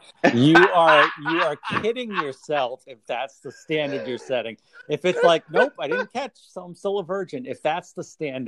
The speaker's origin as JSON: {"language": "English", "town": "Pawtucket", "region": "Rhode Island", "country": "United States", "tie": "born or raised there", "said": "I grew up in Pawtucket"}